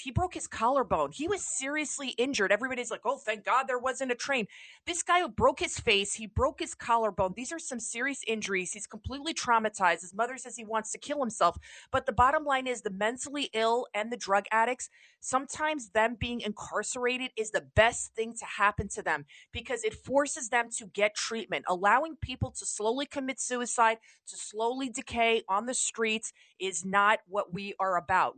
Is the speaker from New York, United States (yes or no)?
yes; New York, United States; I'm a New Yorker